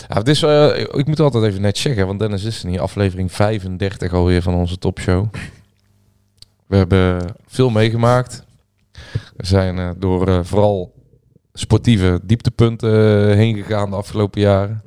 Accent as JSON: {"language": "Dutch", "area": "Peelland", "region": "North Brabant", "country": "Netherlands", "said": "in het Peerland, het hoeven waar ik vandaan kom"}